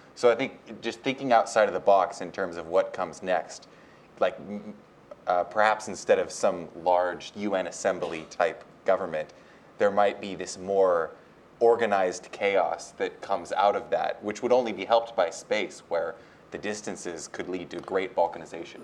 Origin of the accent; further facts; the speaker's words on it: United States; I was born in the United States dictates I'm an American